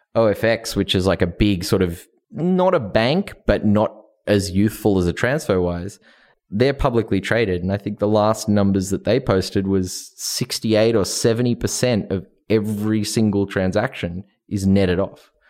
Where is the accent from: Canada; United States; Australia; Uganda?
Australia; moved away; I'm from Australia